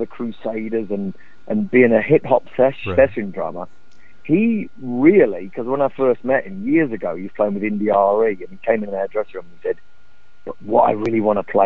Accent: London, United Kingdom; I grew up in the East End of London

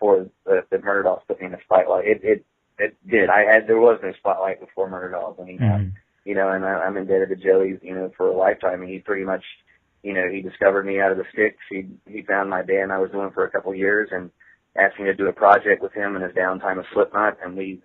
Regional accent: the South, United States; I grew up in the South

